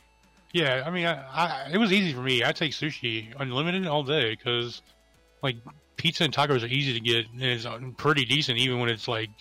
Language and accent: English; Hawaii, United States; I'm Hawaiian